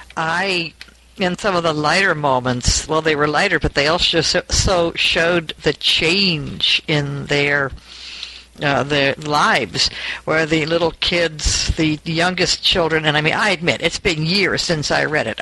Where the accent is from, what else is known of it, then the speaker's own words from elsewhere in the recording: New York, United States; moved away as an adult; now in Porterville, United States; I was from New York